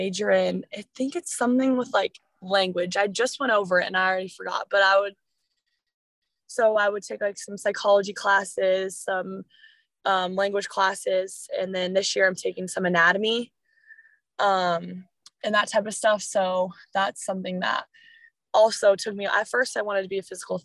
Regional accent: Illinois, United States; we're from Illinois, you know, there's nothing fun around us

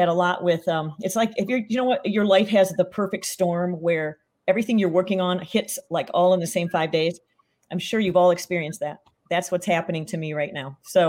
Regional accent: Petoskey, Michigan, United States; I live right on Lake Michigan. And we went all the way up to Charlevoix, which is up near my hometown of Petoskey, up in the beautiful, beautiful part of northern Michigan.

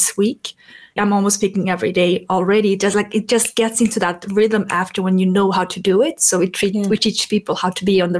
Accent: Stockholm, Stockholm County, Sweden; moved away; also born or lived in France; I came from Sweden. I grew up in Stockholm.

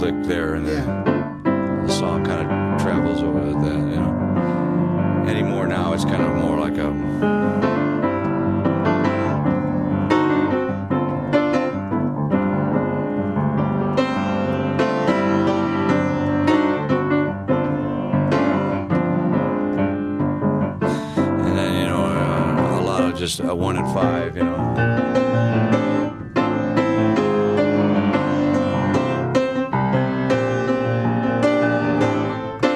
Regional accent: St. Louis, Missouri, United States; I was introduced to gospel music growing up in St. Louis

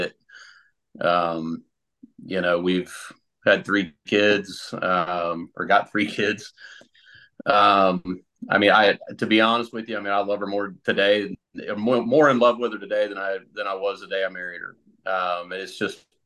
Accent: Central Ohio, United States; also born or lived in Columbus, Ohio / Sunbury, Ohio; I grew up in Central Ohio, lived in Columbus for a little while, and then moved out to the Sunbury area when I was in eighth grade, and pretty much been here ever since

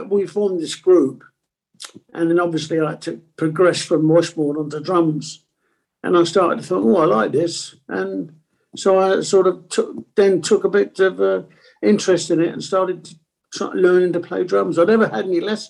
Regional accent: London, United Kingdom; first language Italian; English is a second language; And I lived in Stoke Newington. I was born in Stonington, I should say, and lived in Haringey

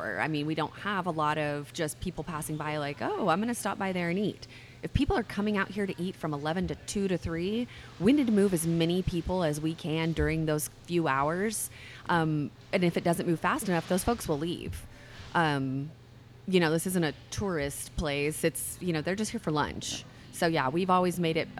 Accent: New Mexico, United States; moved away; a traditional side that we grew up with in New Mexico

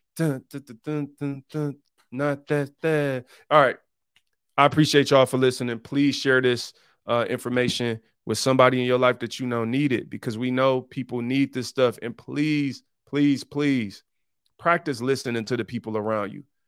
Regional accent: Detroit, Michigan, United States; I'm from Detroit, one of the poorest cities in America, 'cause I grew up on the east side

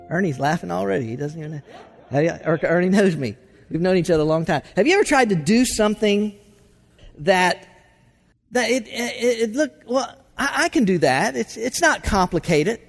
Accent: Florida, United States; I grew up water skiing in Florida

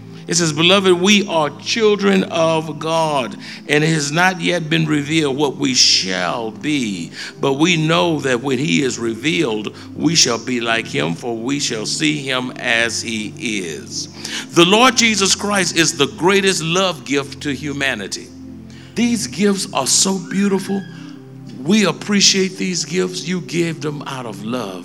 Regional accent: United States; I'm an American citizen.

